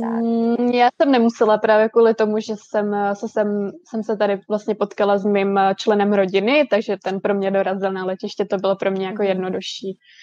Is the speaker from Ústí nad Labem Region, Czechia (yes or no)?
yes; Most, Ústí nad Labem Region, Czechia; moved away as an adult; now in Vancouver, Canada; já jsem ze severních Čech, já jsem z Mostu